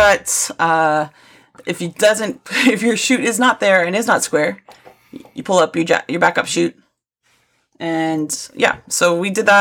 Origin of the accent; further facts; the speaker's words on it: St. Catharines, Ontario, Canada; moved away; my hometown area in St. Catharines in Niagara Falls, Canada